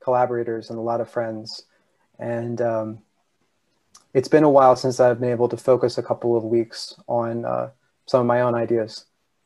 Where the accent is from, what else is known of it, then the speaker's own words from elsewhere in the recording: Philadelphia suburbs, Pennsylvania, United States; now in New York, United States; I'm from the Philly suburbs